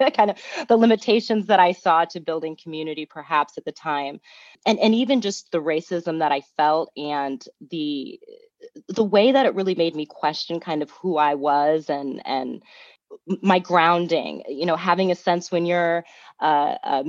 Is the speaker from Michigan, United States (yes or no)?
no; Fort Wayne, Indiana, United States; I grew up in Fort Wayne, Indiana